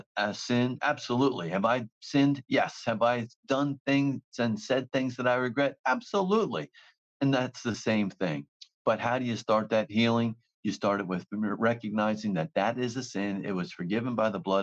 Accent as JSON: {"language": "English", "region": "New Jersey", "country": "United States", "said": "I'm from New Jersey"}